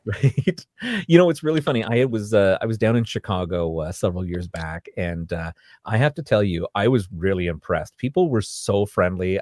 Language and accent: English; Canada; I'm from Canada